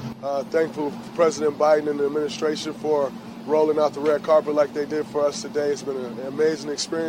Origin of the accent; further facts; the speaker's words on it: Saginaw, Michigan, United States; As a kid growing up in Saginaw, Michigan, you only dream of seeing the White House